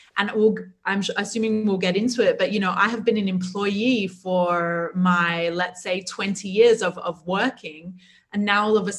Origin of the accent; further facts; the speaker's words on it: Australia; moved away; also born or lived in New Zealand; I was born in New Zealand. I was raised in Australia